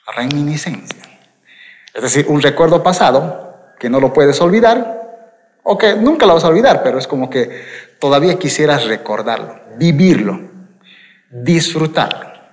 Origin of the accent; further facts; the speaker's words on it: Quillacollo, Cochabamba, Bolivia; also born or lived in Vinto; Yo nací en Quillacollo, es decir, aquí, o sea que vivo en Cochabamba, pero vivía en Vinto